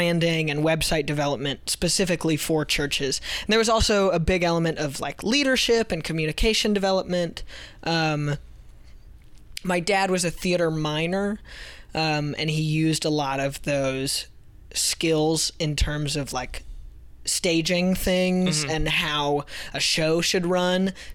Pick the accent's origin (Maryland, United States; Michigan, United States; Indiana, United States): Indiana, United States; Carmel; I grew up in a suburb called Carmel. Carmel, Indiana